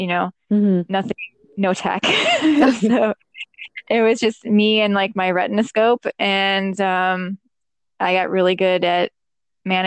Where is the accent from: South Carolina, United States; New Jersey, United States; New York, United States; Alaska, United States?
New York, United States; Western New York State, United States; moved away as an adult; now in New York City, United States; I grew up like in Western New York State, where there's it is not a city